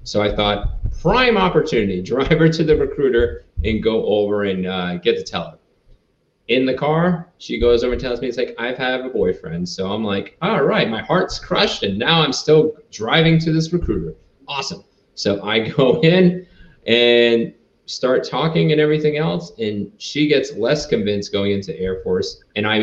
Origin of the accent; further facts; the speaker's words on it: Rhode Island, United States; moved away as an adult; I grew up in Rhode Island. So I lived there for about 18 years.